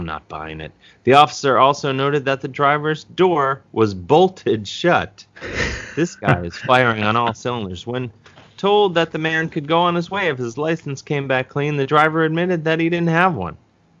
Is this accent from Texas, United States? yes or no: no; University Heights, Ohio, United States; where I grew up in University Heights.